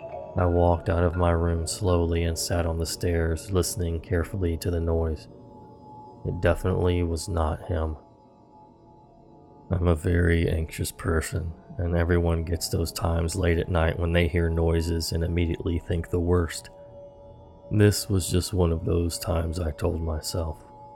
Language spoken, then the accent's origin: English; England, United Kingdom; I'm from England, meaning it was already pitch black outside at this time of the year.